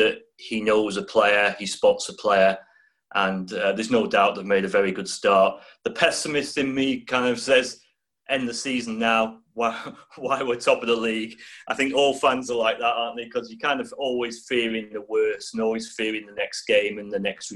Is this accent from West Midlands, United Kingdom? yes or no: no; just outside Liverpool, North West England, United Kingdom; I was born just outside Liverpool